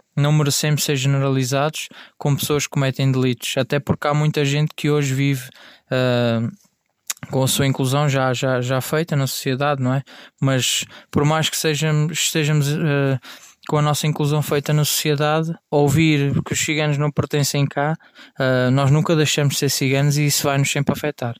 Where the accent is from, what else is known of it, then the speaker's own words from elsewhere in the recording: Portugal; sou um cidadão português de etnia cigana